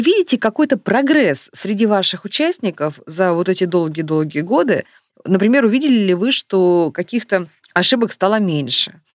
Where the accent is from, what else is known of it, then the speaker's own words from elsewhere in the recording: Novosibirsk, Novosibirsk Oblast, Russia; я из Новосибирска